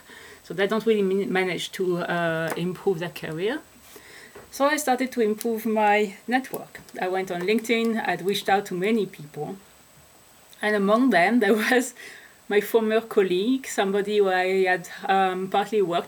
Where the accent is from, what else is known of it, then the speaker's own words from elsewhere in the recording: France; moved away as an adult; also born or lived in Netherlands / Switzerland / Australia; I am French.